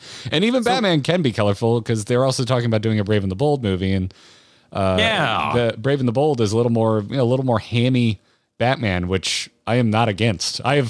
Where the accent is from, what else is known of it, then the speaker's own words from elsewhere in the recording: Florida, United States; I grew up in Florida, dude. I lived on a river.